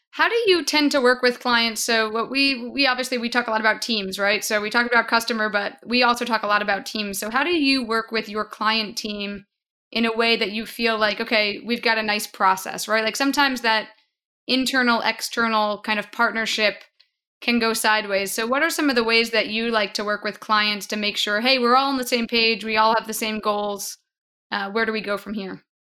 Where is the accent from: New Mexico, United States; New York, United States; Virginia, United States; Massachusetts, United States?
New York, United States; Long Island; moved away; I'm a native New Yorker. I grew up on Long Island